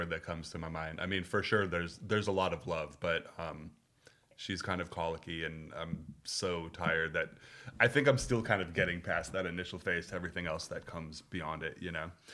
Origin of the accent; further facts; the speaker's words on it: Minneapolis, Minnesota, United States; moved away as an adult; also born or lived in Berkeley; I grew up in Minneapolis in a not particularly Jewish community